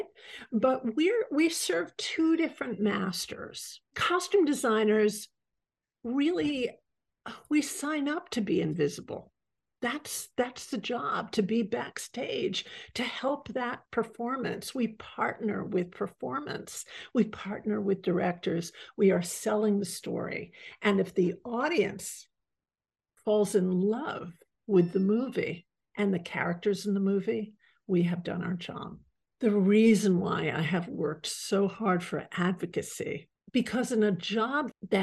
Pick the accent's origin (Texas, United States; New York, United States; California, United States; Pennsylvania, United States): New York, United States; New York City; I grew up in Manhattan